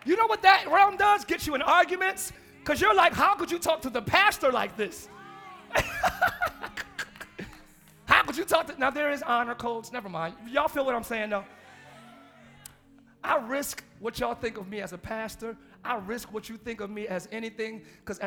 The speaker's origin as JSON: {"language": "English", "town": "Camden", "region": "New Jersey", "country": "United States", "said": "I'm from Camden, New Jersey"}